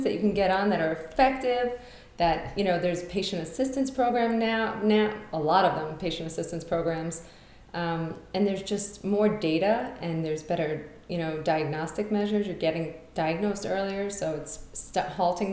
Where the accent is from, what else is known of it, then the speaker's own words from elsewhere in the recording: New York City, New York, United States; moved away as an adult; now in Colorado, United States; I'm from Brooklyn